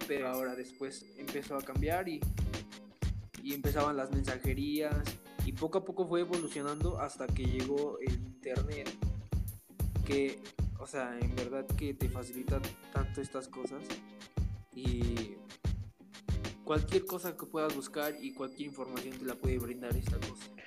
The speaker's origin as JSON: {"language": "Spanish", "country": "Mexico", "said": "la mentalidad que tenemos como mexicanos"}